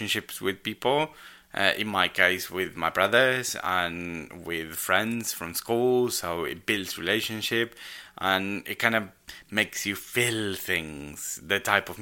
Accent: Argentina; now in United Kingdom; I am Argentinian

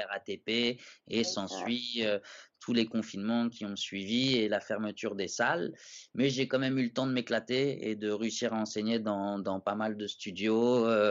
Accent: Paris, Île-de-France, France; je connaissais pas vraiment Paris alors que je suis un Parisien

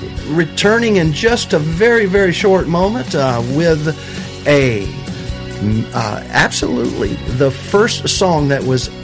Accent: Lower Alabama, United States; moved away; my original home is in L.A.

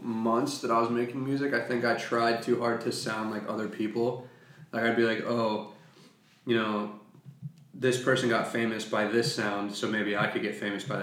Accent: Lancaster, Pennsylvania, United States; moved away as an adult; also born or lived in California; growing up in Quarryville or Lancaster

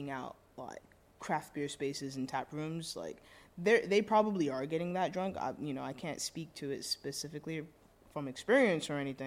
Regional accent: London, United Kingdom; also born or lived in Brixton; now in New York City, United States; when I'm in London, I go home

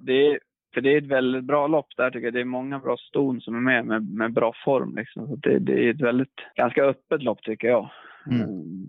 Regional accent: Sweden; also born or lived in United States; längtade tillbaka till, till Sverige och kompisarna där

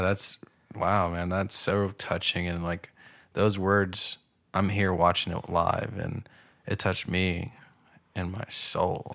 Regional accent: Pasadena, California, United States; I'm from Pasadena

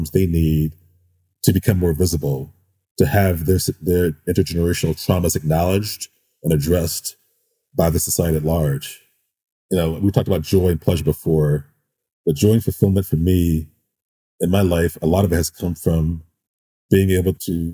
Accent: St. Louis, Missouri, United States; I grew up in St. Louis, Missouri.

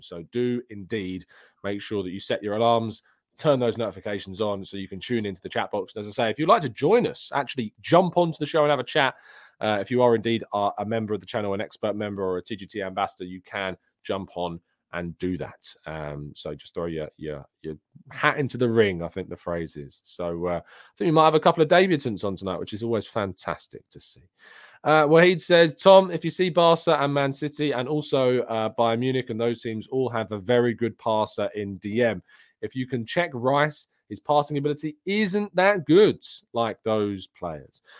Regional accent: England, United Kingdom; I'm English

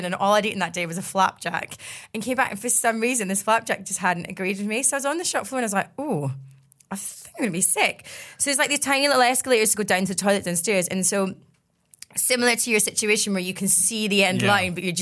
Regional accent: Glasgow, Scotland, United Kingdom; moved away; growing up in Glasgow has given me like so much

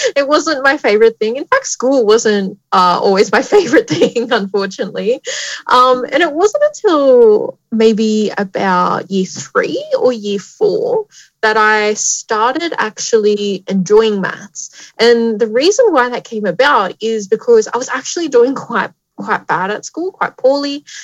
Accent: Tamworth, New South Wales, Australia; moved away as an adult; also born or lived in Newcastle, New South Wales; I grew up in Tamworth, New South Wales.

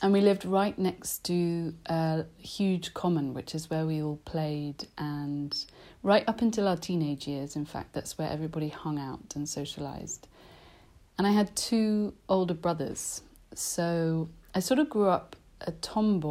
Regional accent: London, United Kingdom; I grew up in South London, which isn't very exotic

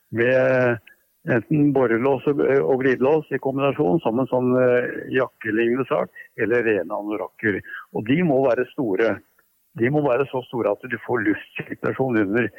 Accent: Bærum, Akershus, Norway; i Bærum, der jeg vokste opp

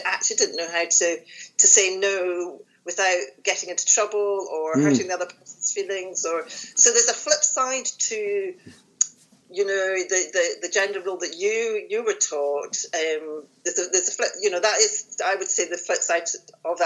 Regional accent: Glasgow, Scotland, United Kingdom; I was born in Glasgow

